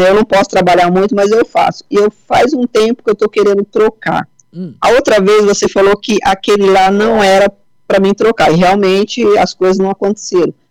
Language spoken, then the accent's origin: Portuguese; São Paulo, Brazil; eu sou do estado de São